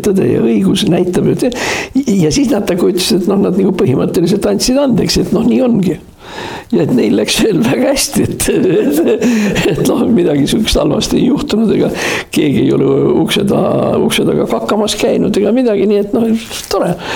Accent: Tartu, Tartu County, Estonia; ma olen sündinud Tartus Hermanni tänaval

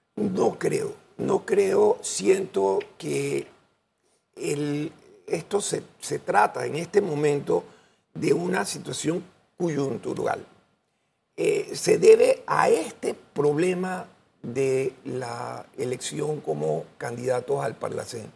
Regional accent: Panama; Yo voy a hacer mi trabajo como panameño

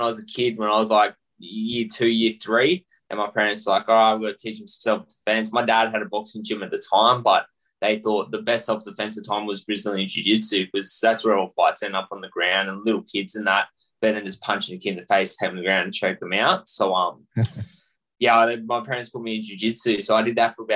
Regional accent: Australia; I'm Australian born and bred, born and raised here, and I'm Aussie at heart.

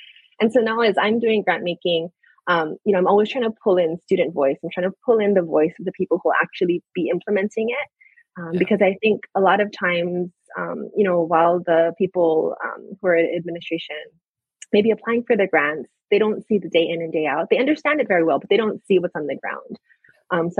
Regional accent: Oahu, Hawaii, United States; moved away as an adult; also born or lived in Seattle / California; I grew up on Oahu

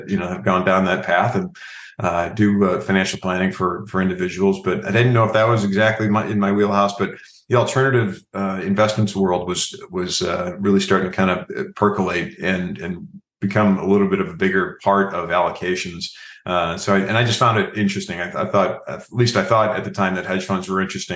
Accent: Chicago, Illinois, United States; born and raised in the Midwest here in the Chicago area

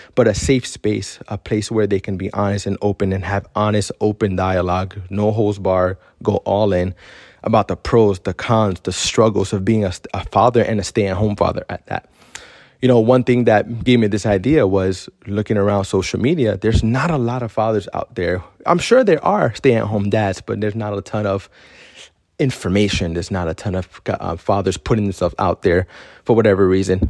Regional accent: Miami, Florida, United States; moved away as an adult; now in Central Florida, United States; we moved from Miami, which we were practically raised there for twenty-six years

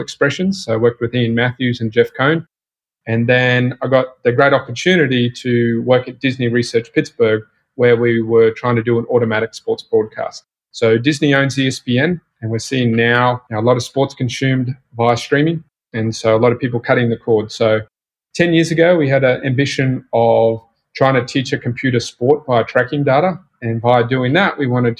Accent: Australia; you probably tell from my accent, I'm from Australia. So born and raised in Australia

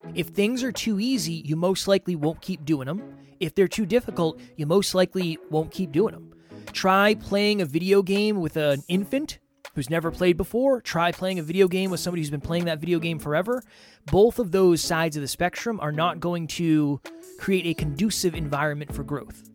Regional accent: Massachusetts, United States; Alan and I grew up in the same town in Massachusetts

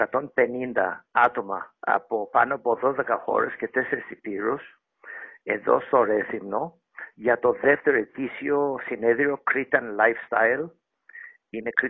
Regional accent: Greece; θέλω όσο μπορώ να βοηθώ την πατρίδα μου, που είναι Ελλάδα, που είμαι και εγώ ε, επίκος της Ελλάδας

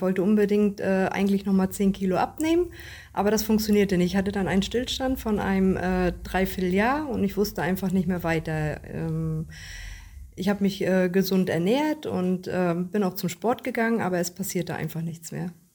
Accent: Richtenberg, Mecklenburg-Vorpommern, Germany; Ich komme aus Richtenberg

